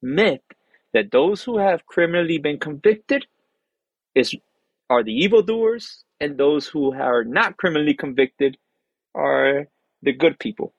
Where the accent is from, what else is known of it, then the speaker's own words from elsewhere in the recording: Miami, Florida, United States; I was born in Miami, but I grew up in prison.